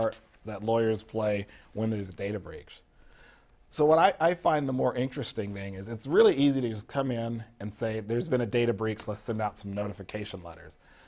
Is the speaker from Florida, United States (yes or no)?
yes; Florida, United States; I'm from Florida